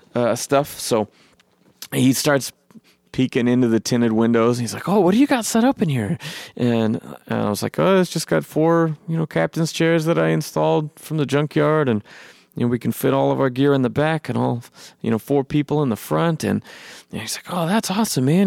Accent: Eugene, Oregon, United States; my hometown, Eugene

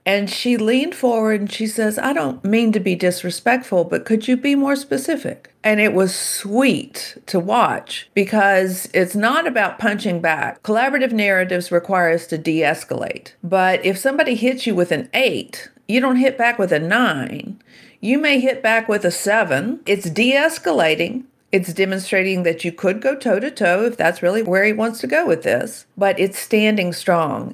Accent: Shreveport, Louisiana, United States; I grew up in Shreveport, Louisiana

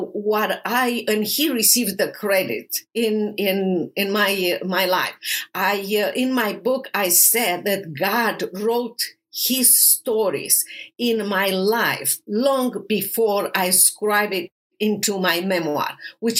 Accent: Romania; English is a second language; moved away as an adult; now in United States; I'm originally from Romania

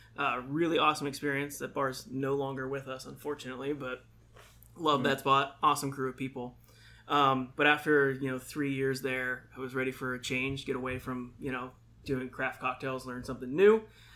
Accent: Indiana, Pennsylvania, United States; moved away; got a job at an Elks Lodge back in my hometown, back Indiana, Pennsylvania.

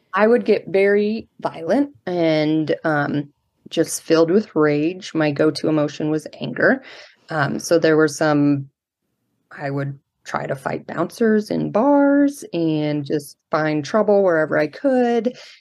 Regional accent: Colorado Springs, Colorado, United States; I grew up in Colorado Springs, which is where I still live now. Um, I'm a native

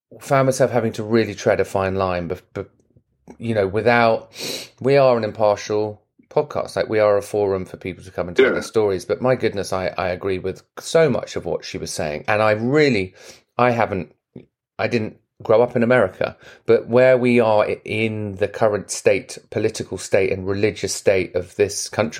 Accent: England, United Kingdom; now in United States; I'm English

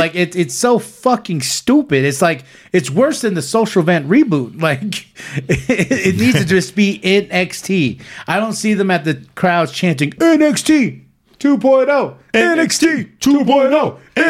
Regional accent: Canada; because I'm Canadian

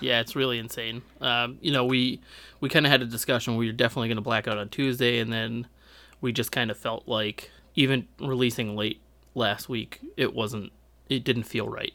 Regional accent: Malden, Massachusetts, United States; I had a weird benefit of growing up in Malden

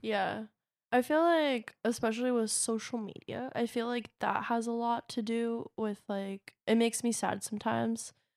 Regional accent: Long Beach, California, United States; I was born in Long Beach, uh, Long Beach Community Hospital

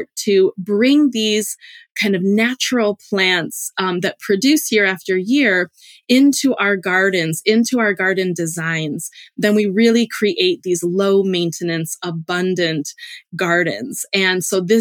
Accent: Illinois, United States; moved away as an adult; also born or lived in Hawaii / Alaska; I grew up in the Illinois cornfields

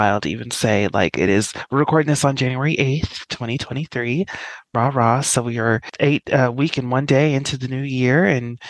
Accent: Denver, Colorado, United States; moved away as an adult; I'm from Denver, Colorado

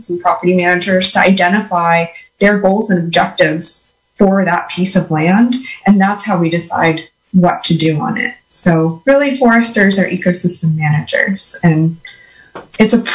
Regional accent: Santa Cruz County, California, United States; I grew up in Santa Cruz County

